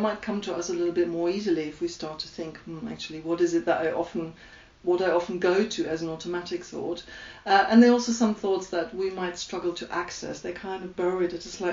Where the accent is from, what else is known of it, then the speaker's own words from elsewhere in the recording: Germany; accent: German; English is a second language; that's my German accent.